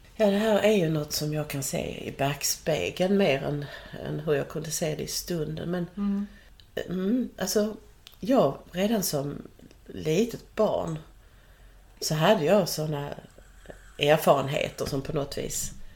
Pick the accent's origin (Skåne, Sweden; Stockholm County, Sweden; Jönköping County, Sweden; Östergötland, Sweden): Skåne, Sweden; jag är då född här på Österlen i en äppleodling